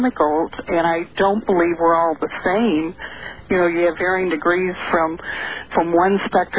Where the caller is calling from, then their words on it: St. Louis, Missouri, United States; St. Louis.